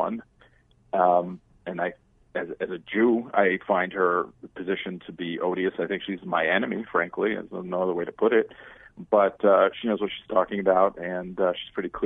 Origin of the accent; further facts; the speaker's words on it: New York, United States; moved away; I grew up in New York